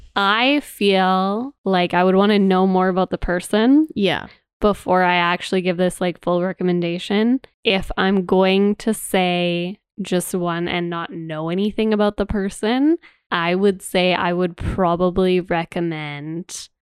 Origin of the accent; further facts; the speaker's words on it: Canada; we are Canadian